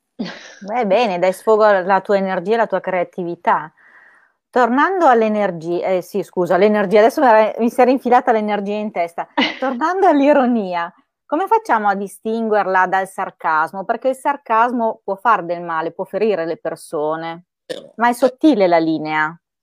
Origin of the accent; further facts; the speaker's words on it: Parma, Emilia-Romagna, Italy; io sono di Parma